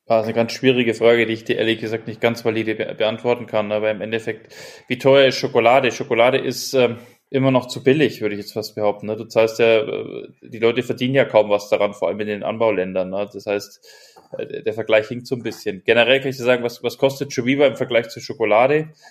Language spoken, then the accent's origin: German; Germany; wir merken das ja auch als Deutsche